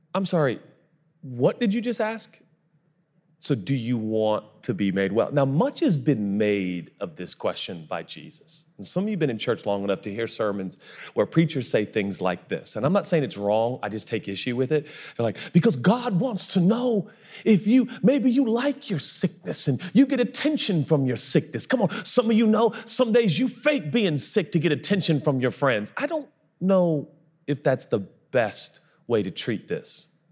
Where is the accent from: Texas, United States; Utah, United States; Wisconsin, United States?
Texas, United States; I'm from Texas